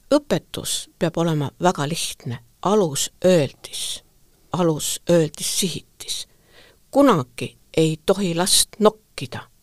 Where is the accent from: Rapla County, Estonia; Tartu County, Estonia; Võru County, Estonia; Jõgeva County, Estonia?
Tartu County, Estonia; Tartu; moved away as an adult; also born or lived in Saaremaa; mina olen sündinud ja kasvanud Tartust